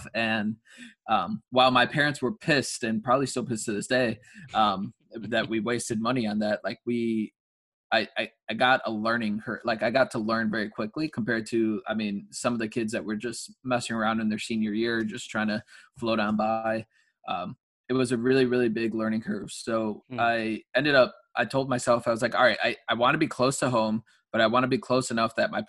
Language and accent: English; Chicago, Illinois, United States; also born or lived in Huntley, Illinois; I'm originally from Chicago, Illinois, grew up in the city for a little bit.